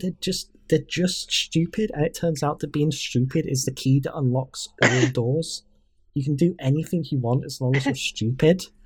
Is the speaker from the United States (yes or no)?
no; United Kingdom